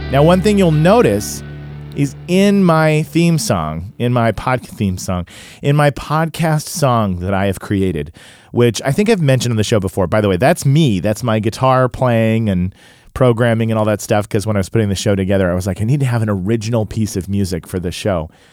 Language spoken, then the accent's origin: English; Tulsa, Oklahoma, United States; I grew up in Tulsa, Oklahoma, which was a predominantly white neighborhood and school